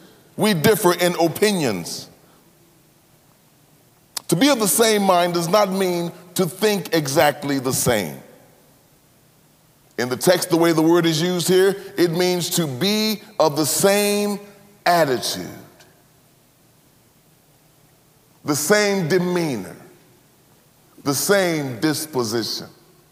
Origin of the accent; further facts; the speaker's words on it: Cleveland, Mississippi, United States; When I was growing up in Cleveland, Mississippi, anybody know where Cleveland, Mississippi is? Cleveland, Mississippi is about 60 miles north of Jackson, Mississippi